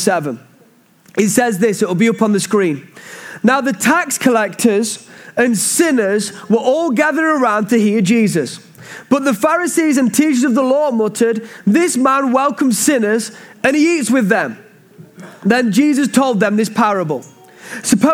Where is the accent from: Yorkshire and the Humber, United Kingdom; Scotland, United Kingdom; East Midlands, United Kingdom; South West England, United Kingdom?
East Midlands, United Kingdom; Mansfield; We love this town called Mansfield, and really this is my hometown. I grew up in a church called Bosworth Street